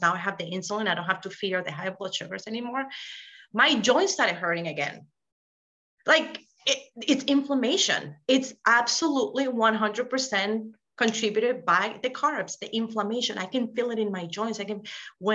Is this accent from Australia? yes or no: no; Venezuela; moved away as an adult; now in Rhode Island, United States; I'm from Venezuela. We eat rice, beans, arepas, like that's in our daily life.